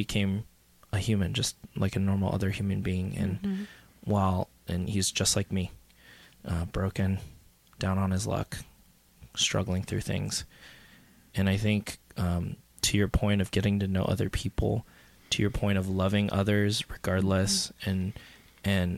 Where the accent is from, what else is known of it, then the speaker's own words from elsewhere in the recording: Midwest, United States; I grew up in the Midwest in a very conservative church.